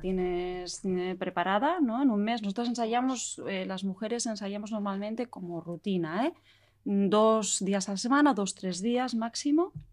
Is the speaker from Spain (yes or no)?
yes; Bilbao, Basque Country, Spain; also born or lived in Barcelona; llegué a Bilbao, que es de donde soy